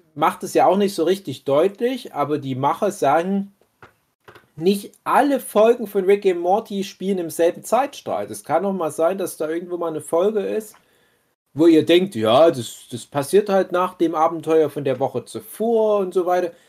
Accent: Saxony, Germany; hier bei uns in Sachsen?

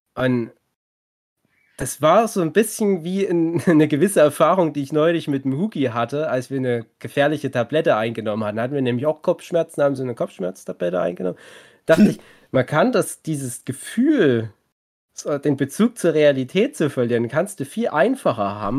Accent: East Germany, Germany; wir sind auch Ostdeutsche

